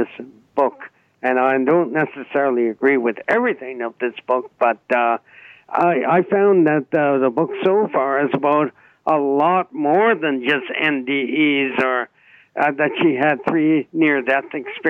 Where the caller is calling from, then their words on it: Newmarket, Ontario, Canada; I'm from Newmarket.